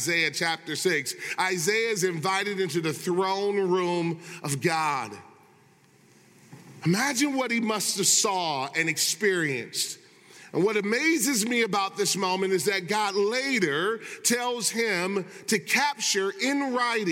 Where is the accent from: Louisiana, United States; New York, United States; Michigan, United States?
Michigan, United States; growing up in Michigan